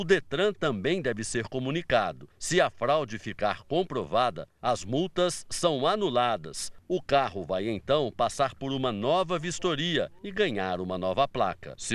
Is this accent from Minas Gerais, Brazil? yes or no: yes; Minas Gerais, Brazil; Nunca saí de Minas Gerais.